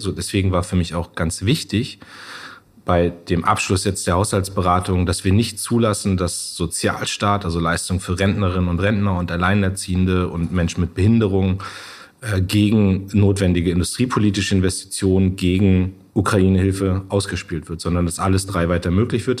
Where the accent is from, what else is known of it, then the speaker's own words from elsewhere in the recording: Munster, Lower Saxony, Germany; in meiner Heimatstadt in Munster